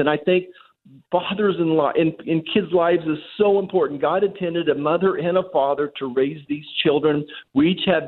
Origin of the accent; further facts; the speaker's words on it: El Dorado, Kansas, United States; also born or lived in Great Bend, Kansas; I grew up in El Dorado, just around the corner from you.